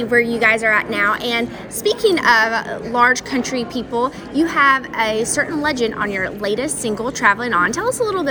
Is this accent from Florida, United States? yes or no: no; South Carolina, United States; moved away; I'm originally from South Carolina